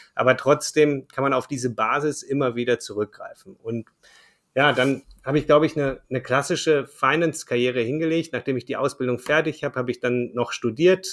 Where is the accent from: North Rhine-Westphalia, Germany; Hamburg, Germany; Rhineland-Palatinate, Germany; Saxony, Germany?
North Rhine-Westphalia, Germany; Ruhr area; also born or lived in Düsseldorf; Ich komme ursprünglich aus dem Ruhrgebiet, äh, bin dort äh, geboren, aufgewachsen